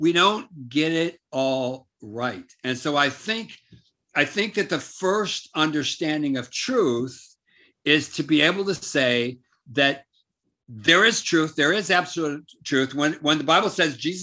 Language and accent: English; United States; now in South Africa; me growing up in America